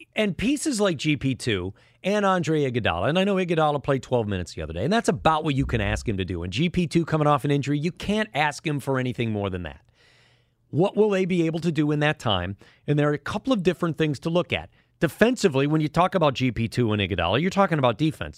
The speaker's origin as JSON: {"language": "English", "town": "Chicago", "region": "Illinois", "country": "United States", "moved": "yes", "lives_now": "San Francisco, United States", "said": "I am from Chicago"}